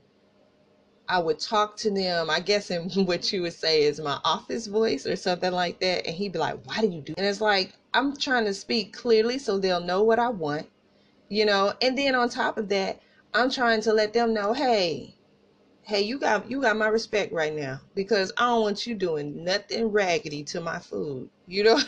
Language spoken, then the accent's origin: English; Tulsa, Oklahoma, United States; accent: country accent; We were raised Northside, Tulsa